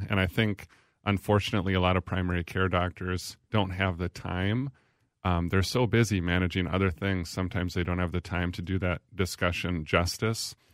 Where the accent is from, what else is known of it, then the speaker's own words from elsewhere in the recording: Little Falls, United States; from Little Falls. I'm from Little Falls.